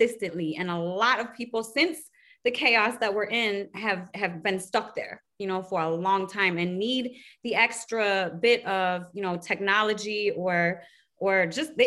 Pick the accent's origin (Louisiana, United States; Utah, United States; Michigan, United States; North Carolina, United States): Michigan, United States; Detroit; I'm from Detroit